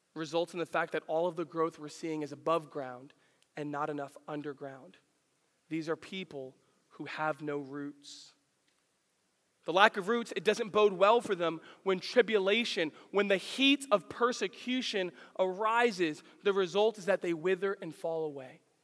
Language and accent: English; the Poconos, Pennsylvania, United States; also born or lived in New York City, New York; I grew up in the Poconos, and uh, you got to understand, I, I was born in New York City